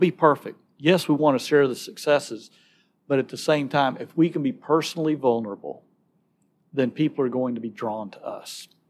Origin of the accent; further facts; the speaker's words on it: Alabama, United States; moved away as an adult; now in Nashville, United States; I'm from Alabama